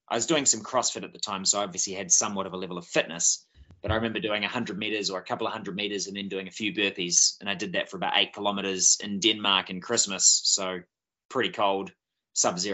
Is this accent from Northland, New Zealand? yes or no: yes; Bay of Islands, Northland, New Zealand; Born and bred in the Bay of Islands